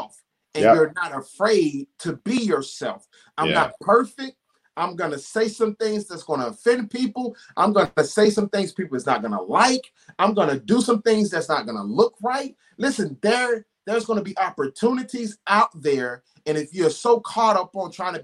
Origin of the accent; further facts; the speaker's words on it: the South, United States; also born or lived in Charlotte, North Carolina; I'm from the South